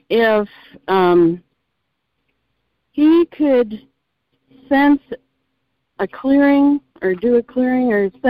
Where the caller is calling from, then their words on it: Texas, United States; from Texas.